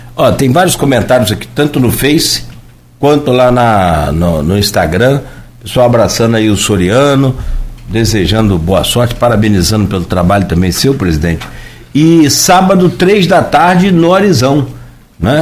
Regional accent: Italva, Rio de Janeiro, Brazil; Eu não nasci em Campos, nasci em Itaúva

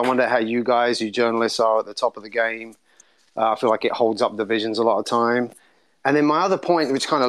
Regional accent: England, United Kingdom; Obviously, you can hear I'm from England.

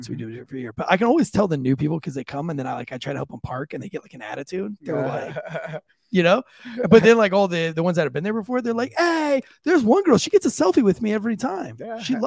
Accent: St. Augustine Beach, Florida, United States; moved away as an adult; now in Johnson County, United States; I grew up on St. Augustine Beach, Florida

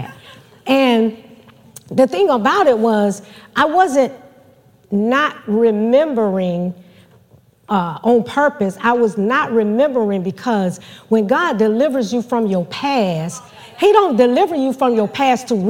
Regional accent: Georgia, United States; moved away; Georgia is my hometown. That's where all my family still is

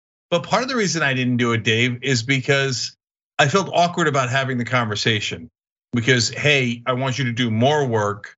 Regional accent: New Jersey, United States; growing up in New Jersey

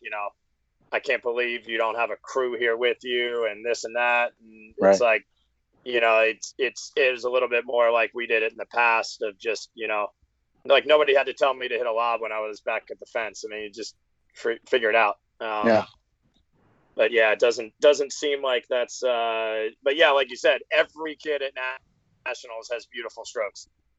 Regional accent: Jackson, United States; I'm from Jackson. Remember, there wasn't any after-school program up here.

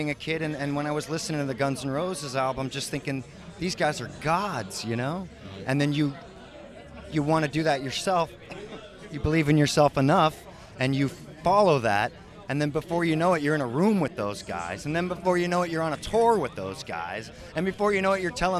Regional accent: Santa Cruz, California, United States; I grew up near Santa Cruz

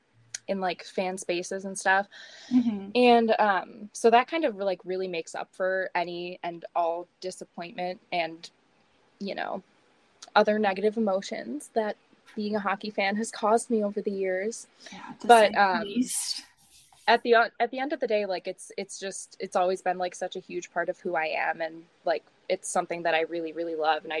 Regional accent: Chicago, Illinois, United States; we are from Chicago, so obviously we were Hawks fans.

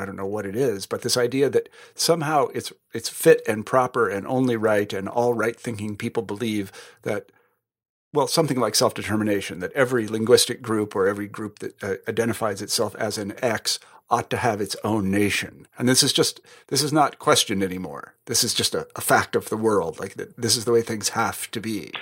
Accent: Midwest, United States; I'm from the Midwest

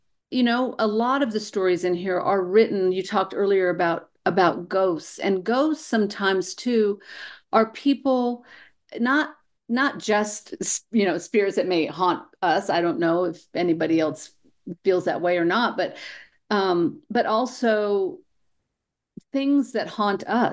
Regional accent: New Mexico, United States; I was born and raised here in New Mexico, and of course I moved away for a while, and when I came home

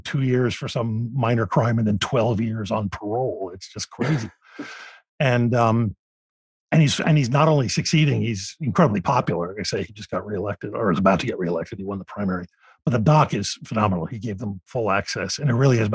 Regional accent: Philadelphia, Pennsylvania, United States; Philadelphia, my hometown

